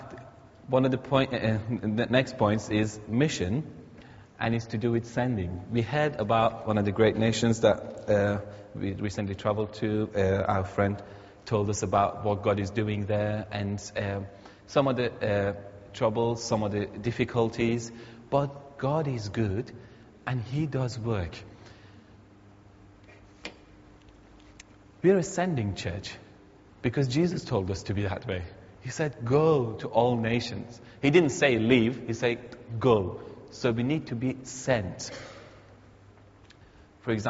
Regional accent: Iran; moved away; I'm an Iranian, many of you know, but I'm a Christian first

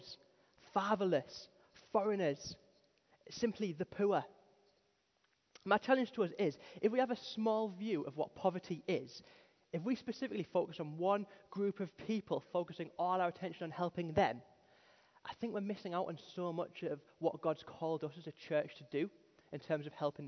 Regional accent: Darlington, North East England, United Kingdom; moved away as an adult; now in Stockton-on-Tees, United Kingdom; I'm from Darlington, which is a little bit posher than Teesside

